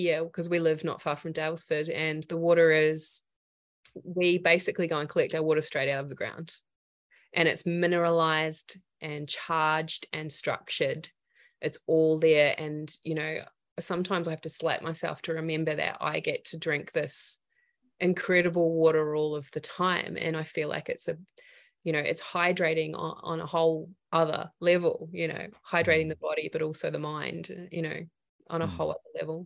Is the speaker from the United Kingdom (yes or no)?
no; New Zealand; also born or lived in regional Victoria, Australia; now in Australia; I come from Aotearoa. So for me, the land that grew me was about, you know, root vegetables